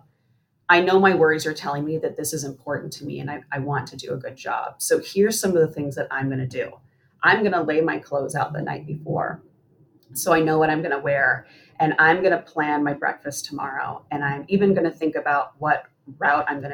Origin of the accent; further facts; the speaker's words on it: Seattle, Washington, United States; I grew up in Seattle, and so I've been living here most of my life.